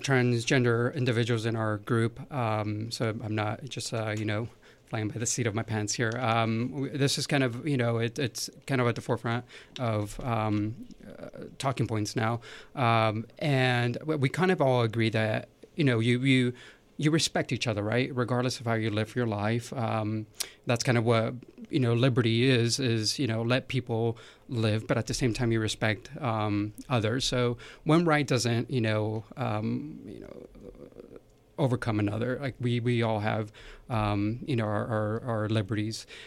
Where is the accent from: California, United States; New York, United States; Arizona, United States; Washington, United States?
California, United States; growing up in California